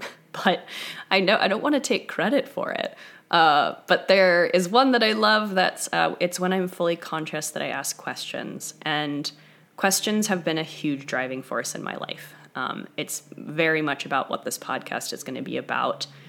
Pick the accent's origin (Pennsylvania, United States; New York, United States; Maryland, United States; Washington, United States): New York, United States; moved away as an adult; now in Topanga, United States; I'm from New York originally, so I've lived in Southern California for about five years